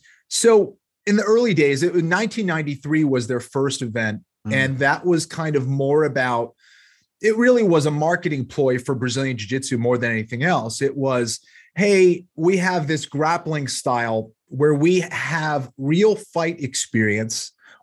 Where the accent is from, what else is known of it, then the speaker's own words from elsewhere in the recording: Massachusetts, United States; So I come from a pretty large family. Both my parents were from Peru. I grew up just outside of the Boston area, one of six kids.